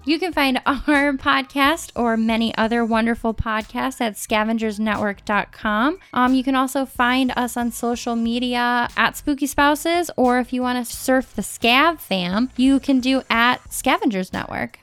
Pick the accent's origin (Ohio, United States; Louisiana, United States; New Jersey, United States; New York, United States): Ohio, United States; Cleveland; We're from Cleveland. We always will be.